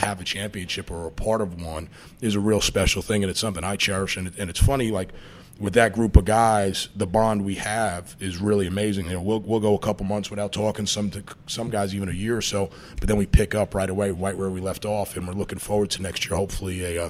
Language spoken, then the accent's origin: English; New York, United States; Like, you know, I'm coming from New York.